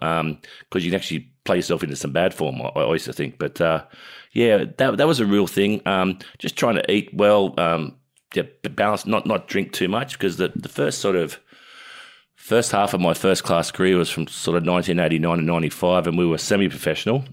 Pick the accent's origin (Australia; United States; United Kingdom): Australia; Oak Flats, New South Wales; We grew up in Oak Flats